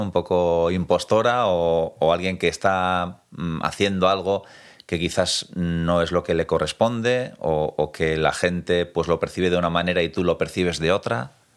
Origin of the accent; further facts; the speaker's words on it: Tolosa, Basque Country, Spain; yo que soy de Tolosa